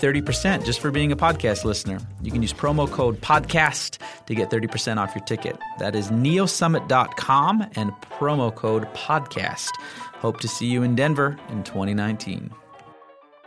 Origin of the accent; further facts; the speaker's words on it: Canada; I'm as a Canadian who works with Americans